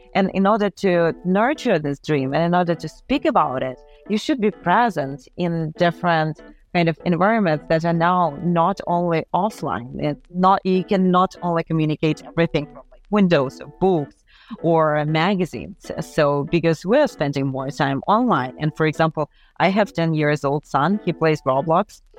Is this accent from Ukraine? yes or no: yes; Ukraine; moved away; also born or lived in Paris; we're both from Ukraine